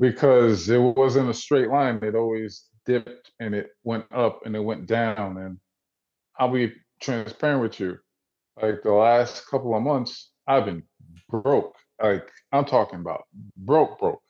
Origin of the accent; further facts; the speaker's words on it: New Jersey, United States; now in Atlanta, United States; I grew up in Jersey, I'm originally from Jersey. I live in Atlanta